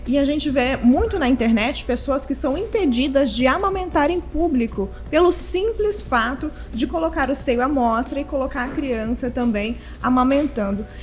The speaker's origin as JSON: {"language": "Portuguese", "country": "Brazil", "said": "nós, enquanto brasileiros"}